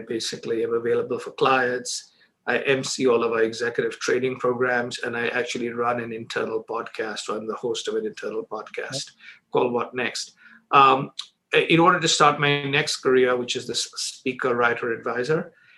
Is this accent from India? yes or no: yes; Mumbai, Maharashtra, India; moved away as an adult; also born or lived in Chicago, United States; I grew up in Bombay, India, and I spent all my first 21 years there